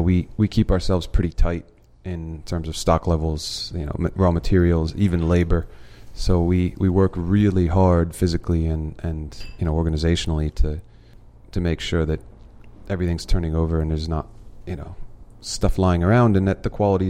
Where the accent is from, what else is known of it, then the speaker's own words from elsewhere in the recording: East Coast, United States; I grew up on the East Coast, and when I visit, I'm usually on the East Coast